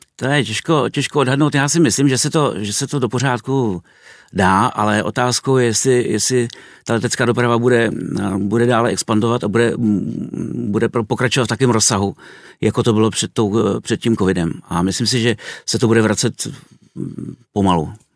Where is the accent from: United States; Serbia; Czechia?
Czechia; first language Czech; also born or lived in Kazakhstan; ve své rodné zemi, kde může používat svým, svůj mateřský jazyk